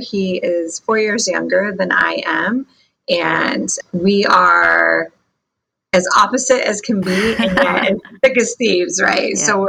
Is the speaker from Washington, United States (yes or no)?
yes; Mossyrock, Washington, United States; also born or lived in Yakima, Washington; I am from Washington State, a really small town called Mossy Rock, Washington.